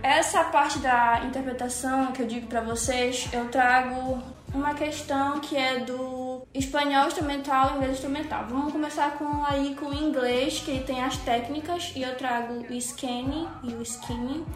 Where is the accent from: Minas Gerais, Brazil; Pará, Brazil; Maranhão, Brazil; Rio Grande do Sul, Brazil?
Pará, Brazil; Cametá; accent: paraense, cametaense; Eu tenho meu sotaque paraense, eu tenho meu sotaque cametaense, e é isso vai estar tá lá no meu inglês.